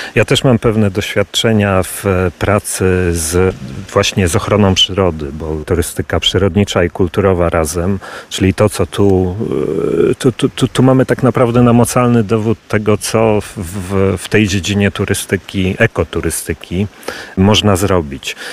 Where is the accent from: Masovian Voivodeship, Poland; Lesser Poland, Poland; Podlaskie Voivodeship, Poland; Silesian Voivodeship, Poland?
Masovian Voivodeship, Poland; Warsaw; moved away as an adult; now in Lublin Voivodeship, Poland; Ja urodziłem się w Warszawie, ale teraz tak naprawdę wracam na Lubelszczyznę.